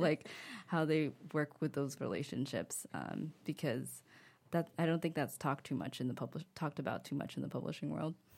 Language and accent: English; United States; accent: thick American; moved away as an adult; now in Paris, France; I was really self-conscious about my thick American accent